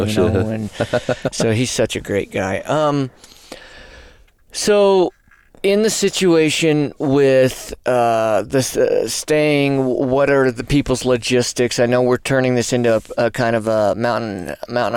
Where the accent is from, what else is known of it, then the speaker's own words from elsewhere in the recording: New Mexico, United States; moved away; My home state